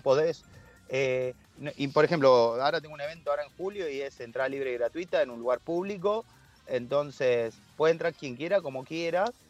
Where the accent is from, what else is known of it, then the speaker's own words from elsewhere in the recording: Argentina; acá en Argentina